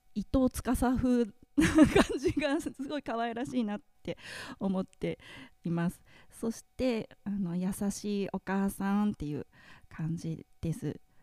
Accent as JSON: {"language": "Japanese", "town": "Iruma", "region": "Saitama", "country": "Japan", "tie": "born or raised there", "moved": "as an adult", "lives_now": "Nikaho, Japan", "said": "私は、えー、埼玉県の入間市というところの出身です"}